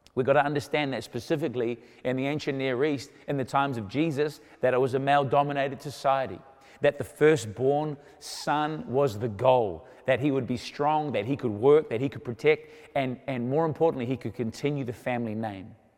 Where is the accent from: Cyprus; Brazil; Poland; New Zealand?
New Zealand; I was born in New Zealand